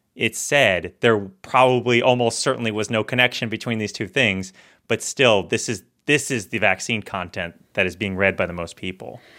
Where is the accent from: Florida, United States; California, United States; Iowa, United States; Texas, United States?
Florida, United States; moved away as an adult; now in Washington, D.C., United States; I'm from Florida